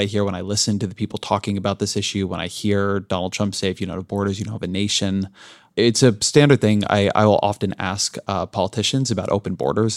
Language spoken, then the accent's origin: English; Southern California, United States; I grew up in Southern California in an immigrant-heavy community